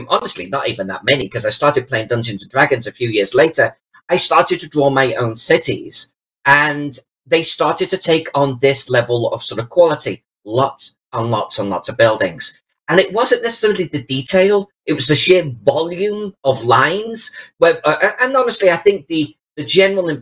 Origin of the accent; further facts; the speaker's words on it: Chester, North West England, United Kingdom; my hometown of Chester